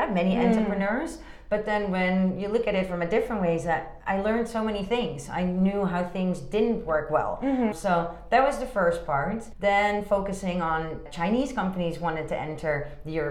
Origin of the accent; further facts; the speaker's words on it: Amsterdam, North Holland, Netherlands; moved away as an adult; also born or lived in Hong Kong / Rotterdam; now in China; I'm originally from Amsterdam, the Netherlands